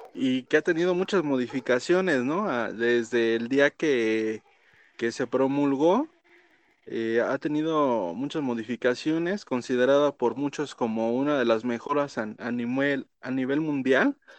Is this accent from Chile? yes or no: no; Mexico; nosotros como mexicanos